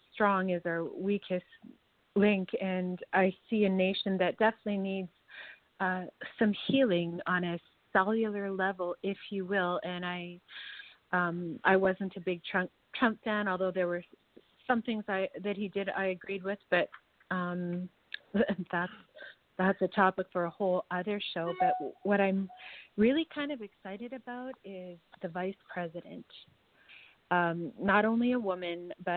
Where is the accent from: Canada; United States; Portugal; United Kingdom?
Canada; as a Canadian